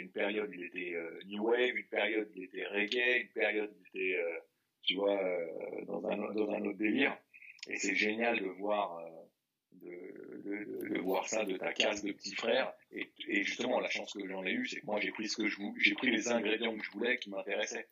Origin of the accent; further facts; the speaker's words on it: Paris, Île-de-France, France; j'ai grandi dans le 9e, famille moins classe moyenne euh, française